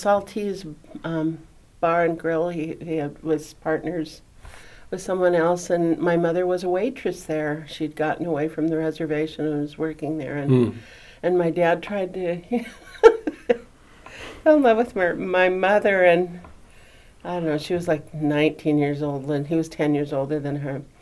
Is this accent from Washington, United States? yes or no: yes; Spokane, Washington, United States; I grew up in Spokane